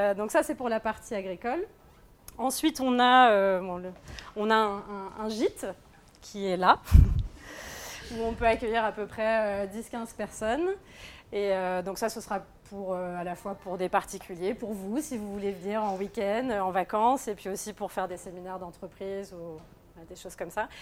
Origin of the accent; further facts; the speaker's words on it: Normandy, France; moved away as an adult; also born or lived in Angers; now in Paris, France; je suis née en Normandie, pas très loin de là où on va faire la ferme